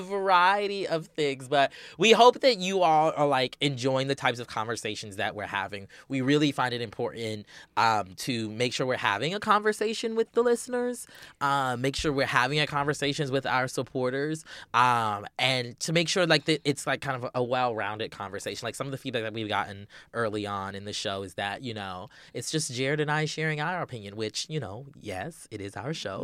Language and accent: English; Charleston, South Carolina, United States; moved away; I'm originally from Charleston, South Carolina, the Low Country, as we call it.